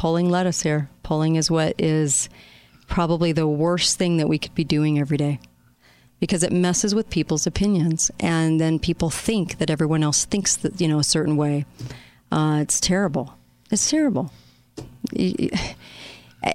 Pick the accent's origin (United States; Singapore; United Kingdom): United States; Utah; this race is in Utah, my home state